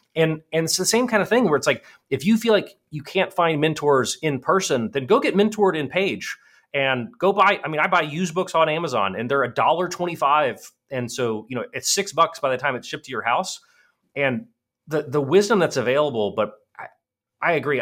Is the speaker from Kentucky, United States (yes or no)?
no; Virginia, United States; my hometown in Virginia